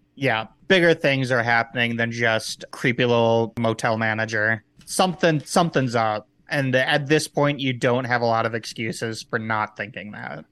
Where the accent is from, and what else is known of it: Midwest, United States; born or raised there